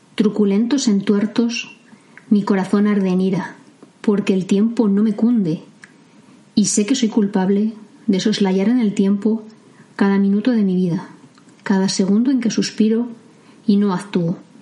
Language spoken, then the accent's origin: Spanish; Medina del Campo, Castile and León, Spain; hasta los tres años yo vivía muy cerca de un paso a nivel, cercano a la estación de trenes de mi pueblo, de Medina del Campo